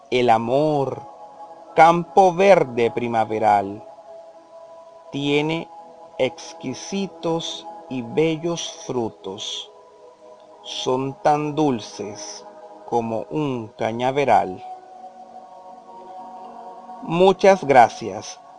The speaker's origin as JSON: {"language": "Spanish", "country": "Colombia", "said": "de Colombia, licenciado en educación básica con énfasis en educación artística música de la Universidad de Córdoba, Colombia"}